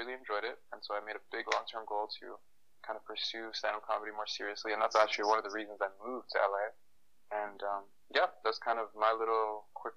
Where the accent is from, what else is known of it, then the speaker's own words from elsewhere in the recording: Toronto, Ontario, Canada; moved away as an adult; also born or lived in Africa / Waterloo / Silicon Valley; now in Los Angeles, United States; I grew up in Toronto. That's number one big fact. I was actually born in Africa. I moved to Toronto when I was 2 years old